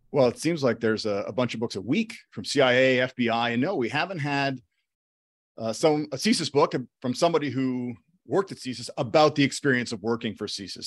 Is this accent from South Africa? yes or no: no; Toronto, Ontario, Canada; I'm from Toronto. I'm working in Toronto, fifteen minutes, twenty minutes from where I grew up.